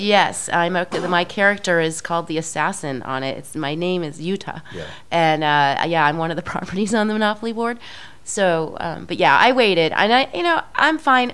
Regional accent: Midwest, United States; i'm very Midwesterner social kind of person

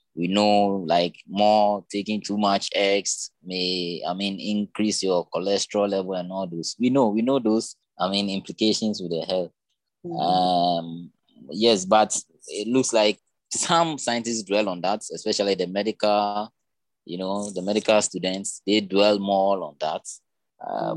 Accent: Ghana; I'm from West Africa, Ghana to be precise

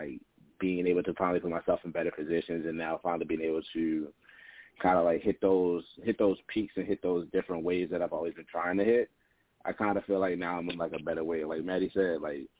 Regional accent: Baltimore, Maryland, United States; also born or lived in Las Vegas; I'm from Baltimore.

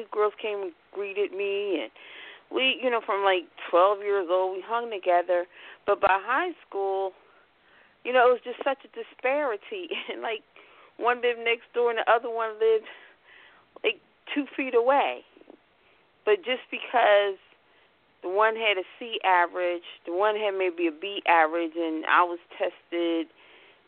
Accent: Philadelphia, Pennsylvania, United States; moved away; I'm from Philadelphia

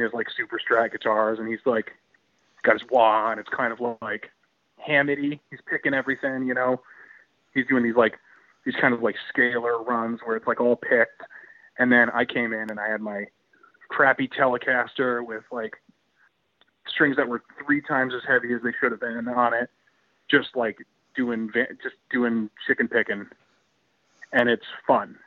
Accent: southern New England, United States; we as Southern New Englanders

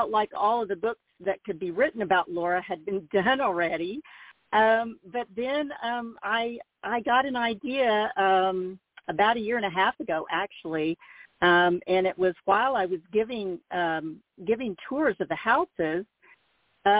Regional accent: Mansfield, Missouri, United States; growing up in Mansfield

